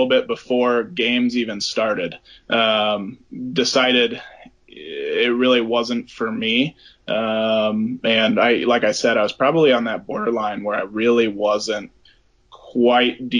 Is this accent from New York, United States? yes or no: no; Omaha, Nebraska, United States; moved away as an adult; I grew up in Omaha, Nebraska, played for a prep high school there